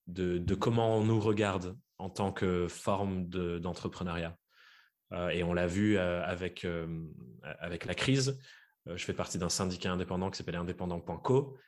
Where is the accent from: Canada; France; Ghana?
France; Dordogne, Nouvelle-Aquitaine; j'ai grandi en Dordogne.